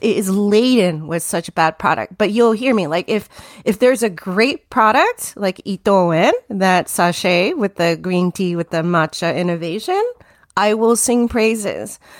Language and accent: English; Tokyo, Japan; moved away as an adult; also born or lived in New Jersey, United States; now in United States; that is when I was still at about nine years old, and all my adolescence, I grew up in Tokyo.